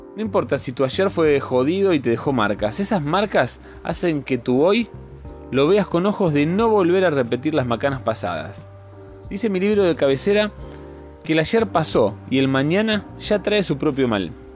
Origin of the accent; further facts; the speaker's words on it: Rosario, Santa Fe, Argentina; moved away; mi ciudad natal, mi Rosario querida